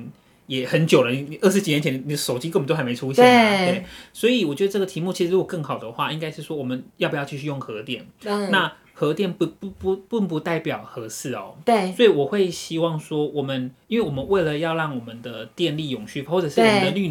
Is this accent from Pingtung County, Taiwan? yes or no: yes; Pingtung County, Taiwan; 因为毕竟我是屏东人嘛。